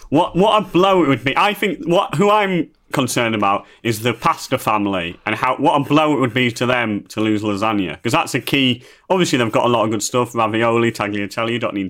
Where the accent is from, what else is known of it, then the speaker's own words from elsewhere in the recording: Yorkshire and the Humber, United Kingdom; I'm from Yorkshire